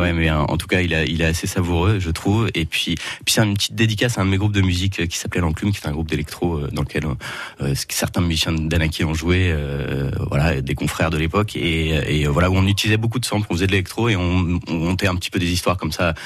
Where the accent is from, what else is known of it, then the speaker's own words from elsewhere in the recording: Yvelines, Île-de-France, France; moved away as an adult; also born or lived in Forterre; now in Auxerre, France; Comme la plupart de mes, confrères de Danakier, ben, on est tous originaires des Yvelines, voilà, les petits villages à l'ouest